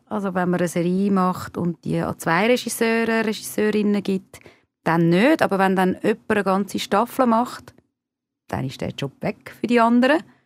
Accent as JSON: {"language": "German", "country": "Switzerland", "tie": "born or raised there", "also_born_or_lived": "Argentina / Spain", "first_language": "Hungarian", "said": "meine Eltern sind beide von Ungarn in die Schweiz gekommen. Äh, ich bin da geboren und aufgewachsen"}